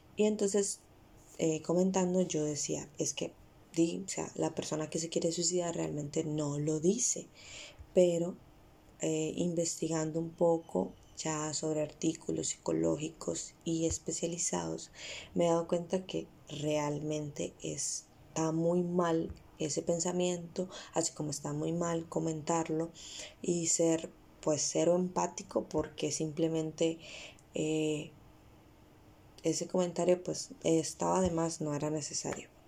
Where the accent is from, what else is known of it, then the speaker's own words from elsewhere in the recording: Costa Rica; Costa Rica, que es de donde yo soy